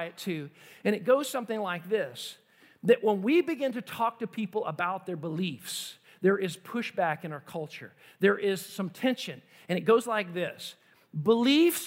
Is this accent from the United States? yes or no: yes; United States; as an American